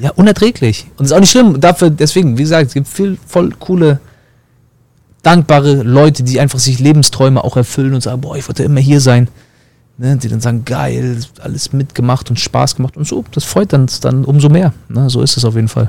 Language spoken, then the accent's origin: German; East Germany, Germany; moved away as an adult; now in Florida, United States; kommen wir selber aus dem Osten